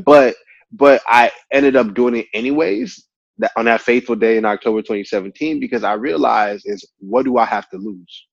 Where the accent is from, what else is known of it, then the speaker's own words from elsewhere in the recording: Texas, United States; also born or lived in Nigeria; being a Nigerian American man that moved to America, I think that I eventually found my purpose and passion as a community builder because of the community that I've grown in in Texas